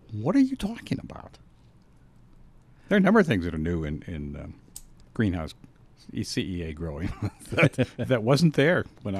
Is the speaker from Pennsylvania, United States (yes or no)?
yes; western Pennsylvania, United States; born or raised there; now in Colorado, United States